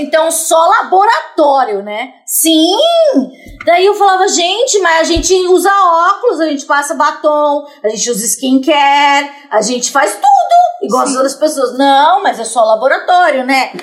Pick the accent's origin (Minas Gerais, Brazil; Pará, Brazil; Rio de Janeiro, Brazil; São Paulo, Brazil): São Paulo, Brazil; sou da periferia de São Paulo